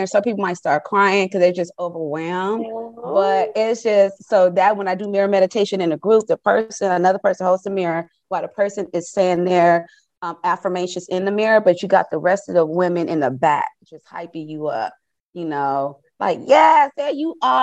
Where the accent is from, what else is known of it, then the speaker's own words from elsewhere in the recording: Compton, California, United States; I am from Compton. I grew up in Compton